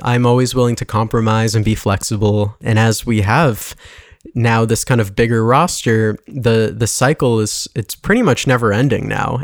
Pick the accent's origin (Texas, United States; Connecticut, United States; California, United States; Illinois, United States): Connecticut, United States; West Hartford; I grew up in West Hartford